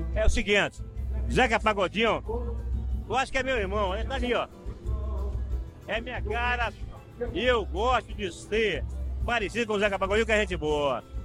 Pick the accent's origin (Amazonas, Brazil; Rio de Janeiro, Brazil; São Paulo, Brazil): Amazonas, Brazil; Coari; eu sou amazonense. Nasci em Coari, meu orgulho assim